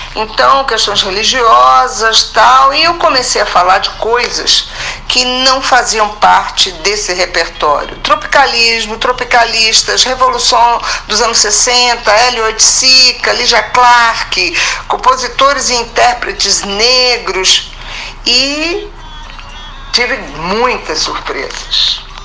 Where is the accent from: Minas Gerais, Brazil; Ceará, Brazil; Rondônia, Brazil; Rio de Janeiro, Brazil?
Rio de Janeiro, Brazil; moved away; also born or lived in São Paulo / Salvador; o Rio de Janeiro, onde eu nasci, São Paulo, onde fui morar